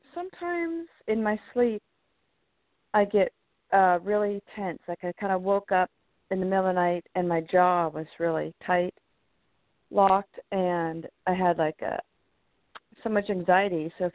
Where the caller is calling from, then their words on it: California, United States; This is … from California.